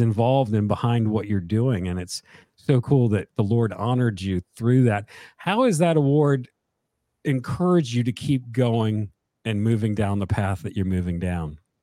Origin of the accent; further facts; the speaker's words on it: Connecticut, United States; now in South Carolina, United States; I'm from Connecticut and moved down here many, many years ago.